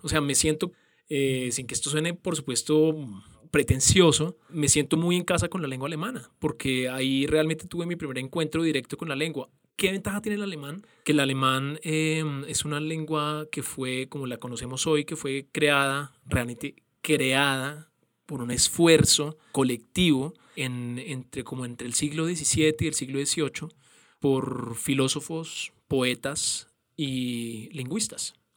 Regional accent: Colombia; moved away as an adult; also born or lived in Berlin, Germany / Munich, Germany; esta cosa de aquí que el 20 de julio ponemos banderas de Colombia en los edificios

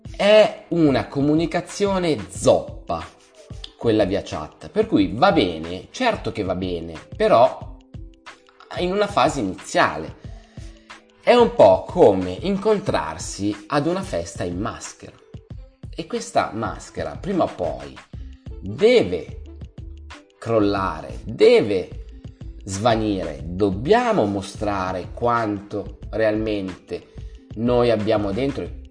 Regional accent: Milan, Lombardy, Italy; Io vengo da Milano e Milano è una città maledetta per quanto riguarda le eh, relazioni. Siamo molto chiusi

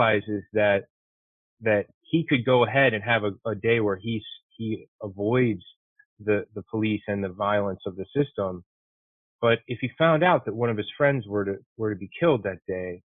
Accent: Chicago, Illinois, United States; moved away; also born or lived in Detroit; I'm from Chicago

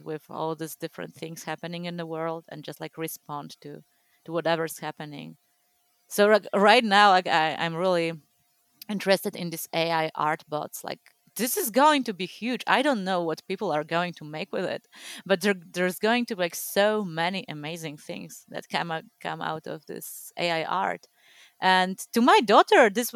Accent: Poland; growing up in Poland, like I was born a year before like communism ended here

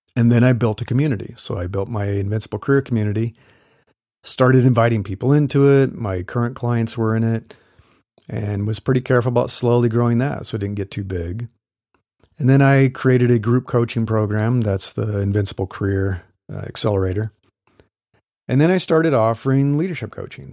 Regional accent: Midwest, United States; moved away as an adult; also born or lived in Texas; now in California, United States; I grew up in the Midwest

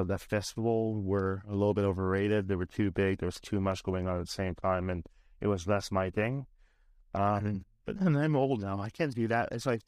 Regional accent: Ireland; now in Canada; Like, I'm from Ireland. I just spent the last 3 months of my life in Ireland

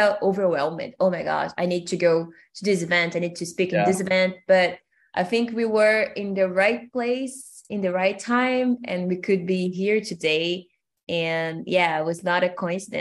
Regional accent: São Gonçalo, Rio de Janeiro, Brazil; English is a second language; I'm Brazilian from Rio de Janeiro. And I'm from a city called São Gonçalo.

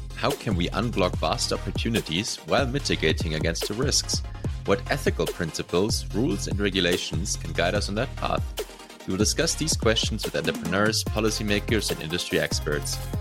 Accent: Germany; I'm from Germany

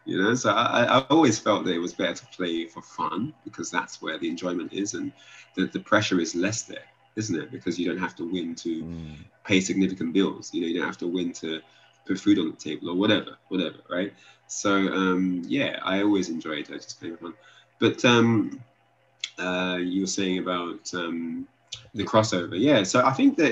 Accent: United Kingdom; me playing from the UK

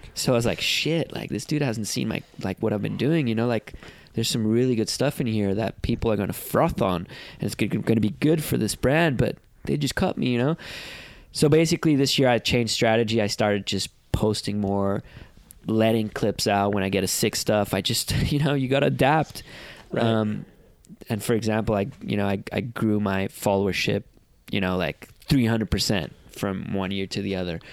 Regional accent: Portugal; I came from Portugal a country that was not known to the ins- entire surfing world

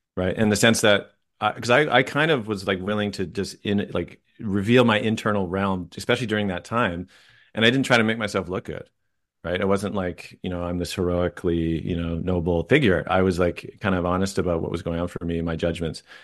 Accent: Vancouver, British Columbia, Canada; I grew up in Vancouver, just outside in the suburbs

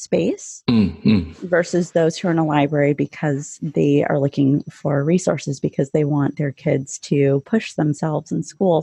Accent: Yuma, Arizona, United States; moved away as an adult; also born or lived in Chicago suburbs, Illinois; now in Elmhurst, United States; my hometown library in Yuma, Arizona, which is where Mexico, California, and Arizona all come to a point

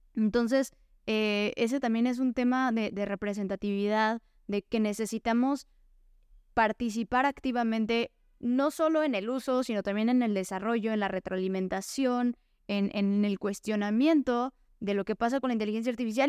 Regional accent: Mexico; soy una mujer mexicana

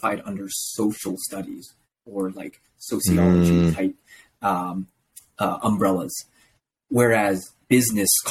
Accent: Toronto, Ontario, Canada; I was born here in Canada in the GTA region and I grew up here, went to school here, high school here, went to university here

